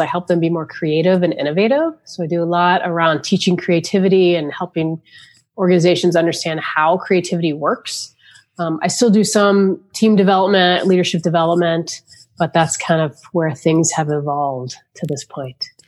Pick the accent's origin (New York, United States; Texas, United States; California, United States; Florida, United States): Florida, United States; moved away; also born or lived in Charlotte, North Carolina; I grew up in Florida